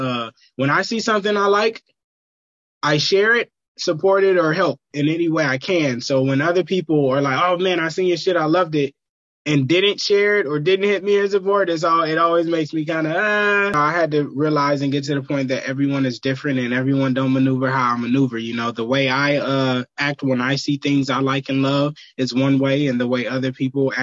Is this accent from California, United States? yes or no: yes; Vallejo, California, United States; I'm from Vallejo